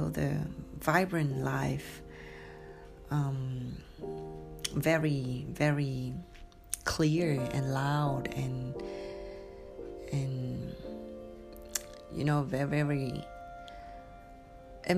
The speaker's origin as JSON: {"language": "English", "region": "Hanoi", "country": "Vietnam", "tie": "born or raised there", "also_born_or_lived": "California, United States", "first_language": "Vietnamese", "second_language": "English", "moved": "yes", "lives_now": "Ho Chi Minh City, Vietnam", "said": "I had my childhood in Hanoi. I grew up in Hanoi."}